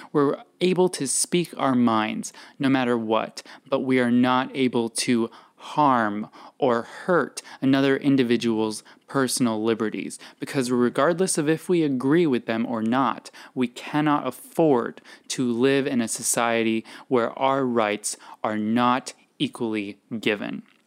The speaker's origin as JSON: {"language": "English", "region": "New Mexico", "country": "United States", "said": "I'm from New Mexico"}